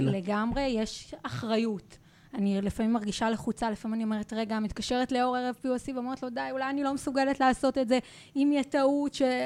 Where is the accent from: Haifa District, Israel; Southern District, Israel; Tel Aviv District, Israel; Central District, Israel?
Central District, Israel; Rehovot; moved away as an adult; now in Jerusalem, Israel; גדלתי והתחנכתי ברחובות